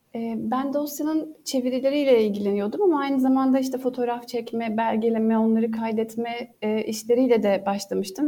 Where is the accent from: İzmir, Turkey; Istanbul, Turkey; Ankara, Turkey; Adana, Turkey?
İzmir, Turkey; Bergama; ben Bergama doğumluyum ve hayatımın büyük e, çoğunluğunu Bergama'da geçirdim.